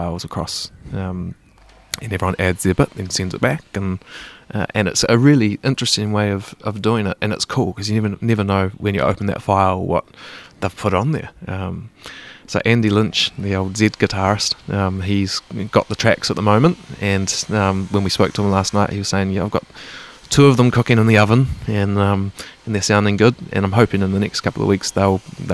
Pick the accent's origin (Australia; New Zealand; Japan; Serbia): New Zealand; we're from New Zealand